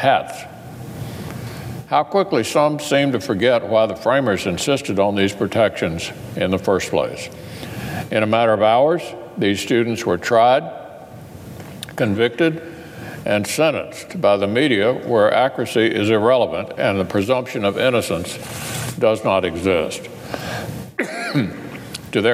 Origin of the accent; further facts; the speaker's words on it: Kentucky, United States; my home state